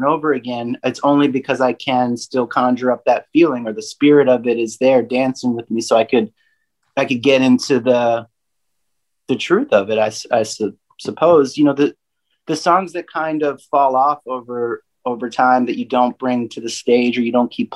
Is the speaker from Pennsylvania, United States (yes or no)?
yes; Pennsylvania, United States; now in Nashville, United States; I have my mother and my grandmother live on the same street that I was raised, born and raised in Pennsylvania.